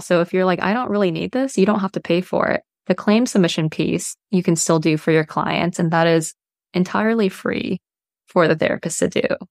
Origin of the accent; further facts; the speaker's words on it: Bay Area, California, United States; I grew up in the Bay Area in California